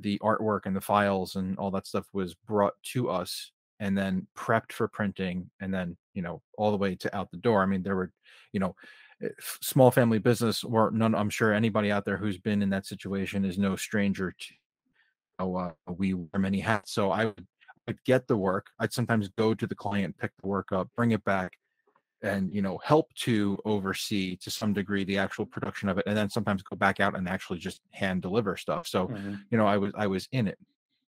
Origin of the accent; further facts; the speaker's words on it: New Jersey, United States; Bergen County.